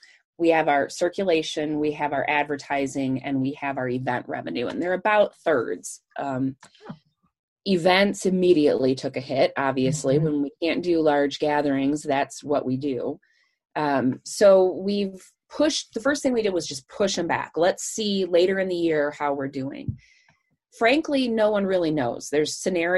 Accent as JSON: {"language": "English", "region": "Michigan", "country": "United States", "moved": "yes", "said": "I'm from Michigan"}